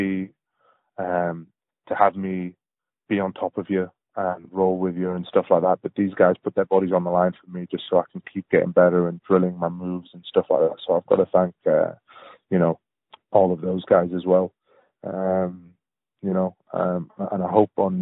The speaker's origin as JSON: {"language": "English", "country": "Palestine", "moved": "yes", "lives_now": "United Kingdom", "said": "I'm from Palestine and most of my dad's family live in the Gaza Strip"}